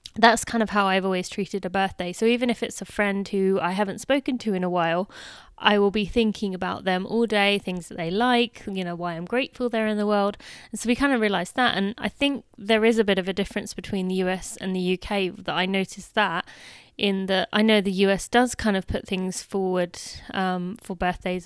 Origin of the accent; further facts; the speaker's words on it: United Kingdom; now in United States; I am still British